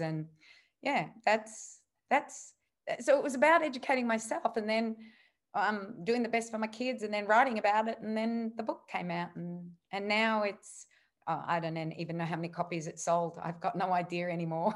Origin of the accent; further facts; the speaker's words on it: Australia; being an Aussie back in the eighties